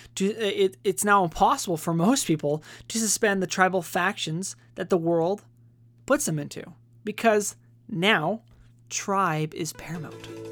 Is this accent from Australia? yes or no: no; United States